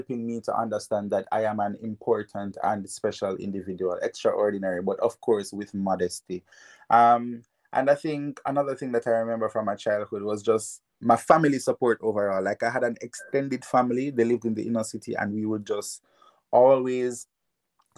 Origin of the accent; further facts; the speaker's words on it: Jamaica; moved away as an adult; now in Japan; spent 6 years there, went to Kingston College